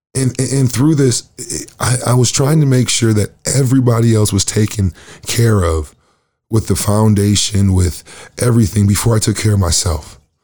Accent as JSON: {"language": "English", "town": "Lansing", "region": "Michigan", "country": "United States", "moved": "yes", "lives_now": "Winnipeg, Canada", "said": "I am from Michigan, Lansing, Michigan"}